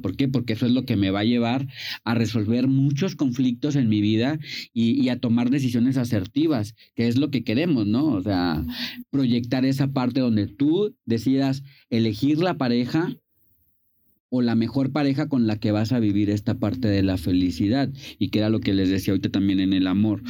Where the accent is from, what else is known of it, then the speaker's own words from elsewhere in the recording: Vicente Guerrero, Mexico; yo soy de Vicente Guerrero